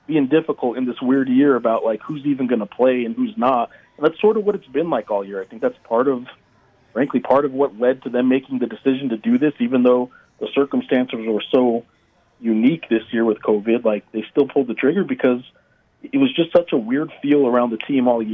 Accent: Santa Fe, New Mexico, United States; I was born in Santa Fe, about an hour north of Albuquerque, and not a big sports household growing up

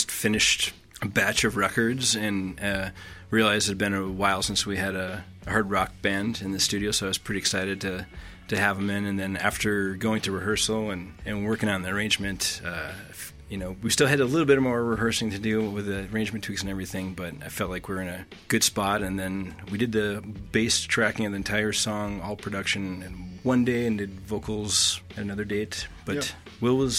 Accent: Wisconsin, United States; now in Boise, United States; I'm from Wisconsin, and oddly enough, hard rock is pretty popular there.

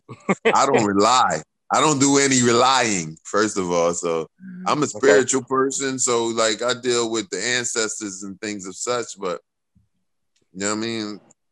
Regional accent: Philadelphia, Pennsylvania, United States; growing up in Philly, because 5% and Islam was real big here

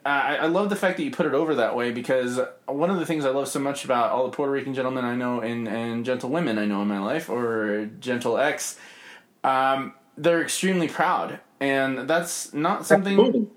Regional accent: England, United Kingdom; also born or lived in Mexico; I was born in Hachette, Mexico. We moved to England when I was age 3. My dad joined the military.

